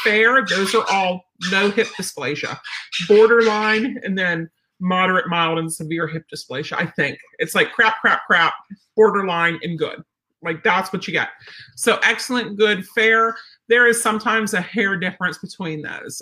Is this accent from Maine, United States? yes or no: no; Pennsylvania, United States; I'm from Pennsylvania